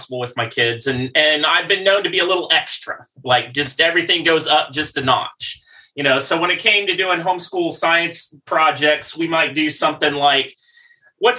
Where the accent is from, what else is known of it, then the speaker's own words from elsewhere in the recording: Midwest, United States; I grew up in the Midwest